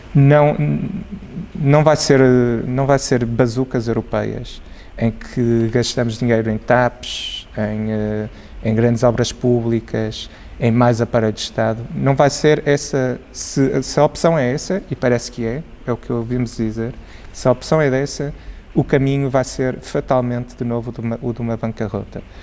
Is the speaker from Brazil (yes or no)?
no; Portugal; enquanto portugueses